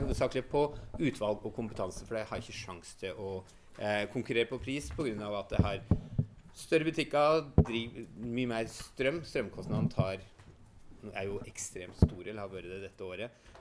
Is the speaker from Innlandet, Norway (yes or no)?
yes; Innlandet, Norway; Innlandet, der jeg kommer fra